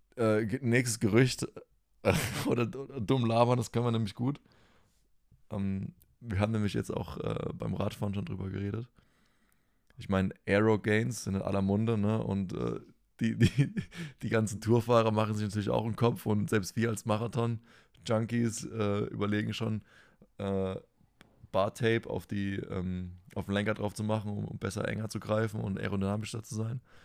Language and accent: German; Rhineland-Palatinate, Germany; als Pfälzer